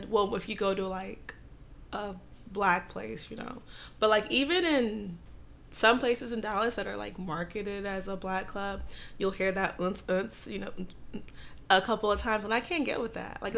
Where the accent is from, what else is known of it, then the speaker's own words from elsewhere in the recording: Nigeria; I'm West African.